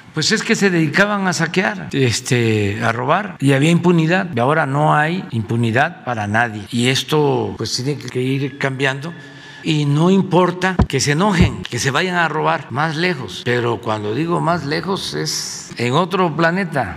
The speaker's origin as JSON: {"language": "Spanish", "region": "Veracruz", "country": "Mexico", "also_born_or_lived": "Tabasco", "said": "mi estado de Veracruz, porque soy choco jarocho"}